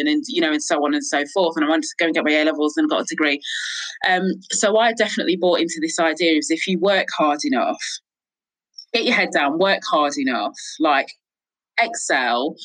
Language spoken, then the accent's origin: English; Crewe, North West England, United Kingdom; moved away as an adult; also born or lived in London; I grew up in Crewe in the Northwest in Cheshire.